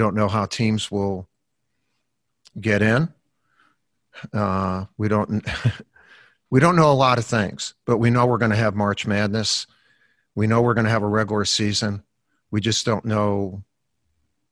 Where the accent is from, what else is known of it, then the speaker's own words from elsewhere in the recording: Chicago, Illinois, United States; when I was growing up in Chicago, we lived on in a Columbus Park schoolyard.